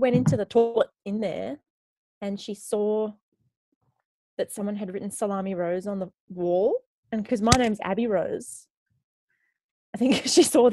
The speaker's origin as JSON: {"language": "English", "town": "Darwin", "region": "Northern Territory", "country": "Australia", "tie": "born or raised there", "also_born_or_lived": "Canada / Melbourne", "moved": "yes"}